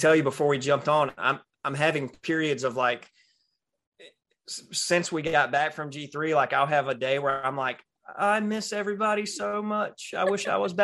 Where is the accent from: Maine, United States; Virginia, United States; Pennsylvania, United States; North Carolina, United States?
North Carolina, United States; Raleigh; also born or lived in San Diego; I am from the South. Born in Raleigh, North Carolina, still live in Raleigh, North Carolina. In fact, the only time I have really been away from my hometown is the 4 years I spent in the U.S. Navy